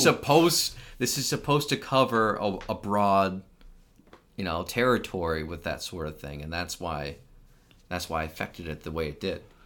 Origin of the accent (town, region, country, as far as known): United States